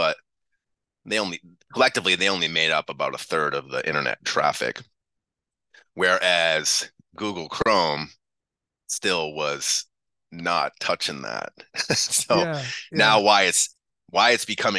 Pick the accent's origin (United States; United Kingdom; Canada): United States; Haverhill, Massachusetts; also born or lived in New Hampshire; now in California, United States; I grew up in Haverhill, not a nice town.